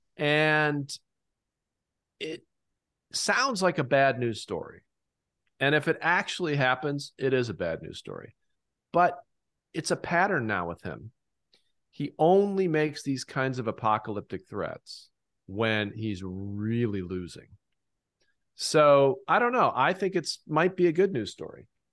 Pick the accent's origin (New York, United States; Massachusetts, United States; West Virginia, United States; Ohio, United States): Ohio, United States; Fort Stephenson; Fort Stevenson in my hometown